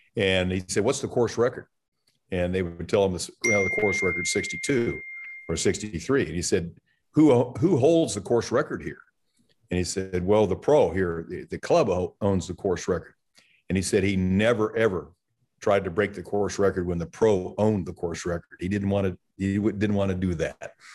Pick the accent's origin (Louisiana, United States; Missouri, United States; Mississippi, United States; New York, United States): Missouri, United States; Kansas City; I grew up in Kansas City